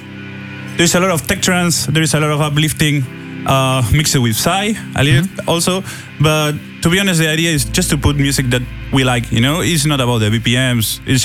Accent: Argentina; moved away as an adult; we are from Argentina

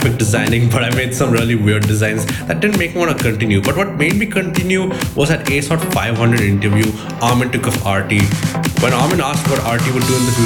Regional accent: India; I'm from India.

